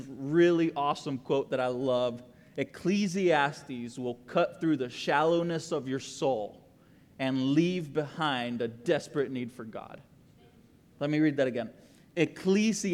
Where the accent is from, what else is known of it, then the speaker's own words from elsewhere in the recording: Costa Rica; now in Texas, United States; I am the guy from Costa Rica that moved to Texas